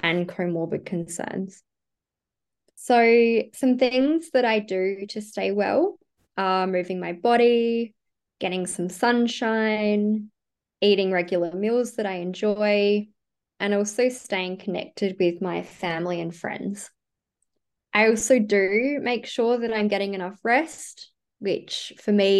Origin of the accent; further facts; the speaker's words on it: South Australia, Australia; moved away as an adult; now in Sydney, Australia; I am originally from South Australia and I moved to Sydney about 5 years